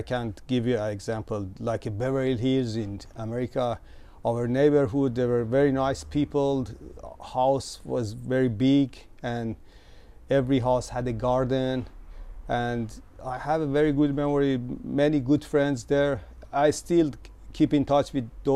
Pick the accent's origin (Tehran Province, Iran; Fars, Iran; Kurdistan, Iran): Tehran Province, Iran; Tehran; moved away as an adult; now in Japan; I was born in Tehran